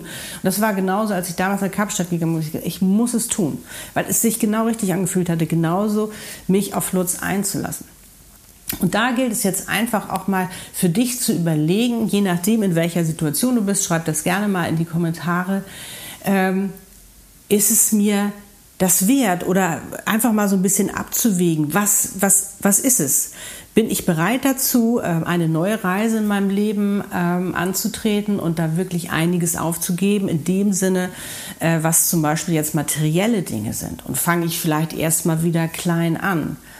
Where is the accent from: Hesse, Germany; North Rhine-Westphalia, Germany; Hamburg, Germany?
Hamburg, Germany; moved away; Hamburg ist meine Heimatstadt.